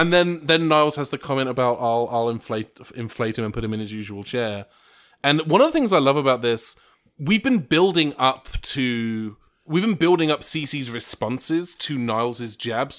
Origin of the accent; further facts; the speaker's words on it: England, United Kingdom; I'm English